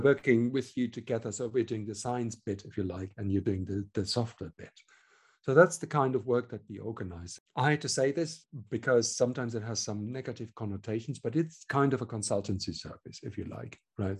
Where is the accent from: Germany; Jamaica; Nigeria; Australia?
Germany; accent: German; English is a second language; moved away as an adult; also born or lived in Hamburg / Switzerland; now in London, United Kingdom; I was born in Germany, I should add, which you can probably hear from the accent